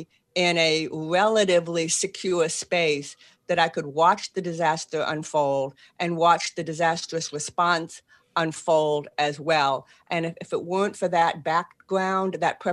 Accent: Boston, Massachusetts, United States; accent: Boston; moved away as an adult; now in New Orleans, United States; I still have a Boston accent

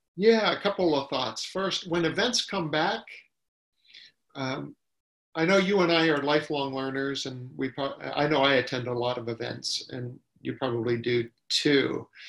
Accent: Ohio, United States; now in California, United States; when I grew up in Ohio, you know, you knew everybody uh, on your street

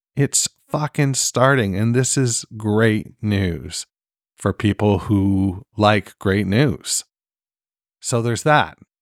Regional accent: Canada; I'm fucking Canadian

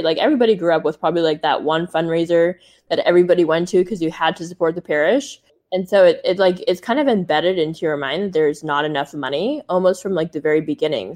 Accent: Silicon Valley, California, United States; I grew up in Silicon Valley

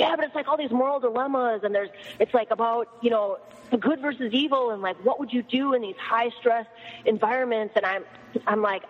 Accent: Minnesota, United States; I'm from Minnesota

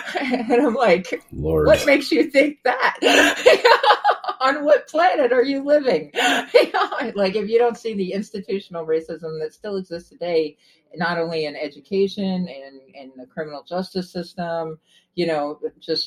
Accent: Trenton, New Jersey, United States; I was born in Trenton, New Jersey, so I grew up in the inner city

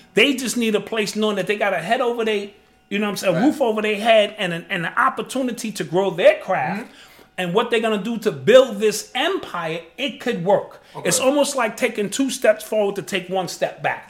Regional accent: New York City, New York, United States; growing up in the Bronx

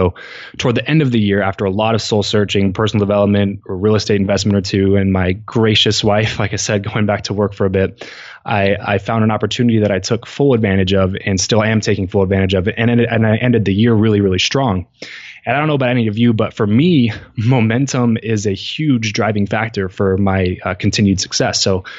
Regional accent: California, United States; we just kind of decided to move back to where we grew up in Southern California.

